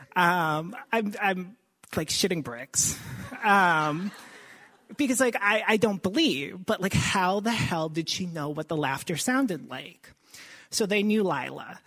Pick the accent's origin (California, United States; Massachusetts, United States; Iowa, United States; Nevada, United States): Massachusetts, United States; Boston; moved away as an adult; we're from the Boston area. We've been down here for a couple of years now.